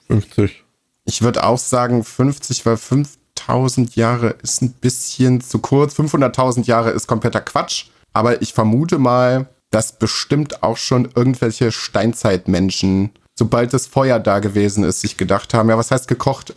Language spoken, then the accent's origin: German; Rhineland, Germany; moved away; bei uns im Rheinland